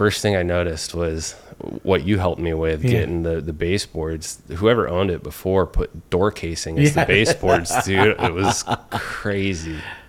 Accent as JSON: {"language": "English", "town": "Ventura", "region": "California", "country": "United States", "tie": "born or raised there", "said": "So I grew up in Ventura. I was there until right after graduation of high school."}